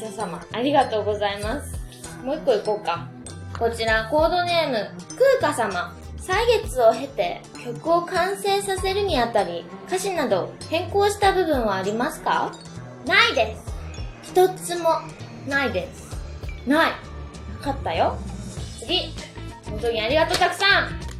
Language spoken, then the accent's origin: Japanese; Fukuoka, Japan; 福岡ビートステーション。私の地元で。